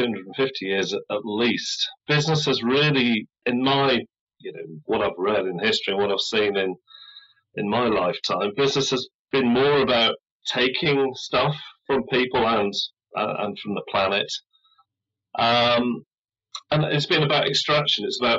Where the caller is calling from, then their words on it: United Kingdom; I'm in the UK.